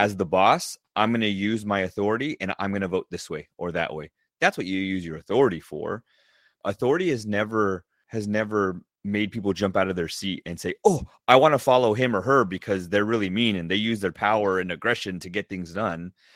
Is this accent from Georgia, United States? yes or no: no; Southern California, United States; I grew up in Southern California